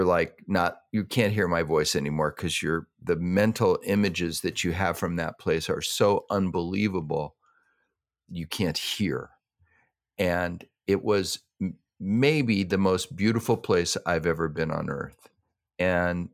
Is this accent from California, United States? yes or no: yes; California, United States; all of us California people